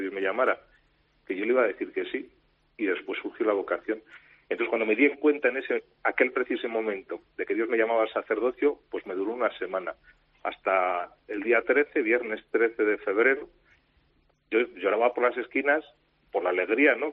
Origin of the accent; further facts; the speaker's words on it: Moralzarzal, Community of Madrid, Spain; en la parroquia de mi pueblo, de Morazazal